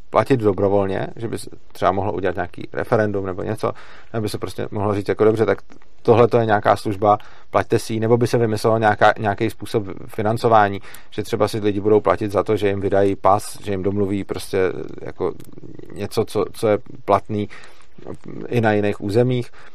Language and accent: Czech; Czechia